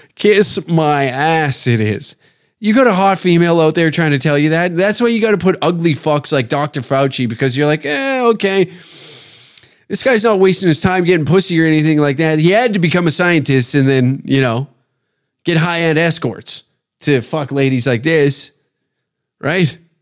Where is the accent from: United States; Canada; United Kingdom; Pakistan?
Canada; I'm speaking as a Canadian